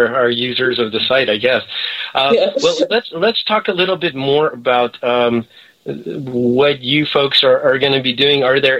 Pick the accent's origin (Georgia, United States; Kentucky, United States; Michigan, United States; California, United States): California, United States; San Diego; that's my hometown